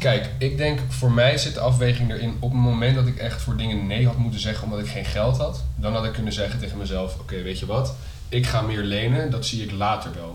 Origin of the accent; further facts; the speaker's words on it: Netherlands; kunnen wij best wel zuipen als Nederlanders